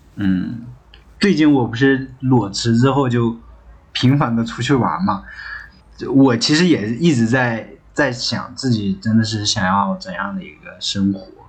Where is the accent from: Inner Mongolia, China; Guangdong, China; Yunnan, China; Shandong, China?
Inner Mongolia, China; 咱们都是北方嘛，就最北，内蒙古跑到了 最南方那边一直飘来飘去，飘来飘去